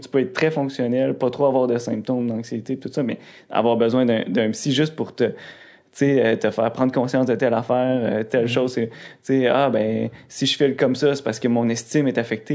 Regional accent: Rivière-du-Loup, Quebec, Canada; ma ville. Rivière-du-Loup, c'est tout petit

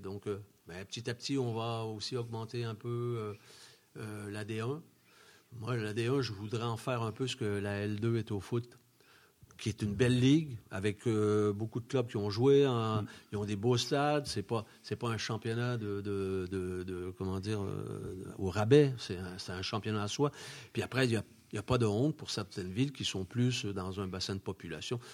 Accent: Quebec, Canada; moved away as an adult; also born or lived in Chamonix, France; now in France; je retournais chez moi au Québec

